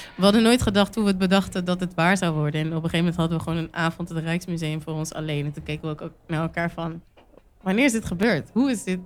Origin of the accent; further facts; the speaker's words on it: Netherlands; ik ben ook geboren getogen in Nederland